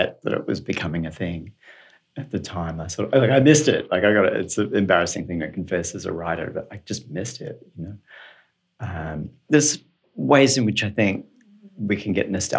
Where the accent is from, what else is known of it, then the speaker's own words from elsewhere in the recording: Australia; moved away; I'm from Australia, and in Sydney we had what we called doof rather than techno